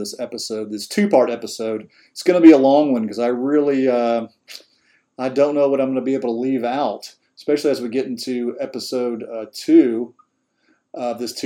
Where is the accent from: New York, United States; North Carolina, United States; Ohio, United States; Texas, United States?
North Carolina, United States; Asheville; my hometown here in Asheville, North Carolina, where I live